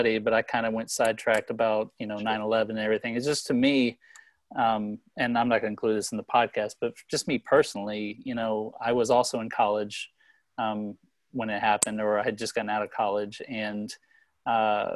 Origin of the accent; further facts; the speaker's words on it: Texas, United States; I'm from Texas